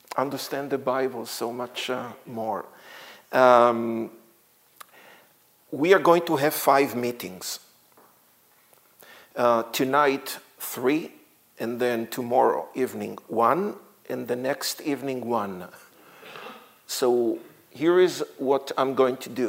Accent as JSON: {"language": "English", "country": "Israel", "tie": "born or raised there", "second_language": "English", "said": "I was born in Israel and grew up in Israel. You can hear my accent."}